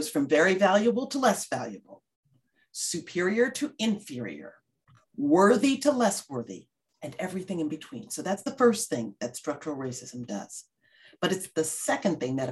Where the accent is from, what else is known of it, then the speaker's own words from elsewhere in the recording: New York City, New York, United States; I grew up in the South Bronx.